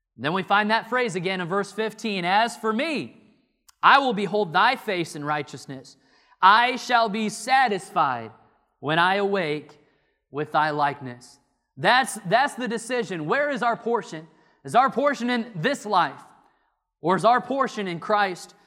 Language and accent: English; Illinois, United States; moved away as an adult; now in North Carolina, United States; I'm from Illinois.